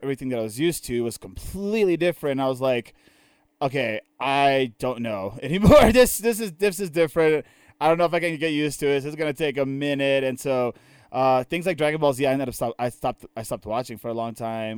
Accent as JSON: {"language": "English", "region": "Maryland", "country": "United States", "tie": "born or raised there", "also_born_or_lived": "Nicaragua", "moved": "yes", "said": "living in Maryland for my entire life, right? Like, I was born in Maryland"}